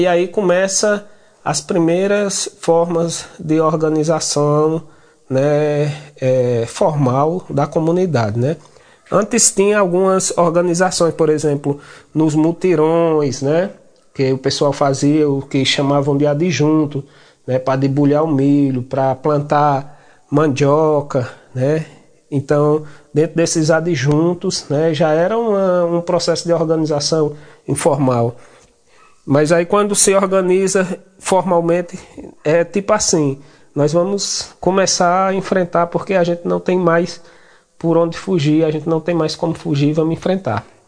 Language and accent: Portuguese; Chico Gomes community, Ceará, Brazil; sou da comunidade do Chico Gomes